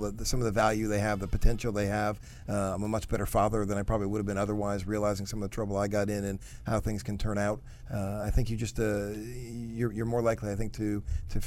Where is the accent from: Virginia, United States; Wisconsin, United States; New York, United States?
Wisconsin, United States; Port Washington; now in Washington, United States; I grew up in a town called Port Washington, Wisconsin, which is just north of Milwaukee.